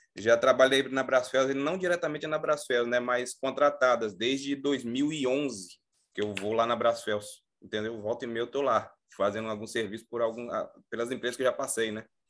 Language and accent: Portuguese; Bahia, Brazil; now in Macaé, Brazil; eu sou da Bahia. Hoje eu estou aqui em, em, Macaé